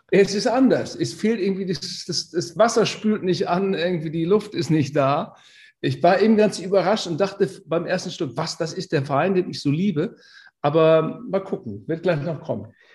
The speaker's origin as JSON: {"language": "German", "town": "Twistringen", "region": "Lower Saxony", "country": "Germany", "said": "ich komme aus Twistring. Das ist ein kleiner Ort, eine kleine Enklave, 30 Kilometer"}